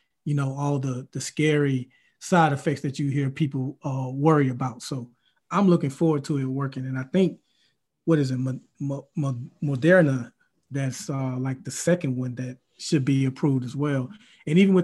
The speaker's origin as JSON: {"language": "English", "town": "Mobile", "region": "Alabama", "country": "United States", "tie": "born or raised there", "said": "we're both from Alabama, went to the same high school in Mobile, Alabama"}